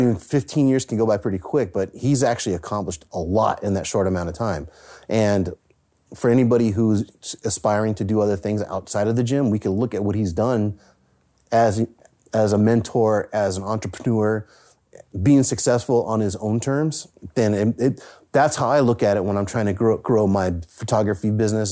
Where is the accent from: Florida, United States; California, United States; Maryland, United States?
California, United States; San Francisco; I grew up in the Bay Area in San Francisco